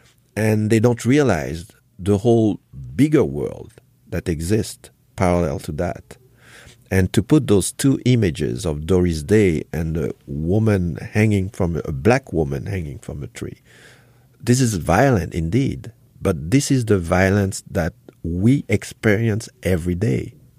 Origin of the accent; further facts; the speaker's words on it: Haiti; born there; moved away; also born or lived in Congo / France / Germany; I was born in Haiti. I went to Congo. I learned another culture. I went to France. I learned French history. I went studying to Germany.